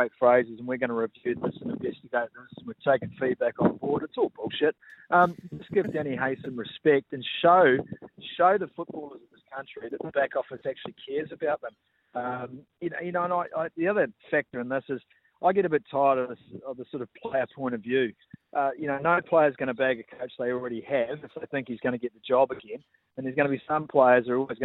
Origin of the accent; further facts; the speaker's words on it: Waipu, New Zealand; I'm in my hometown, a little place called Waipu on the way to Whanganui.